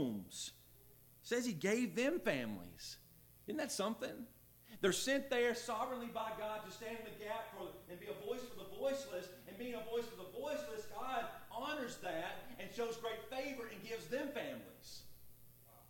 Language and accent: English; Lexington, Alabama, United States; I'm from Lexington, Alabama.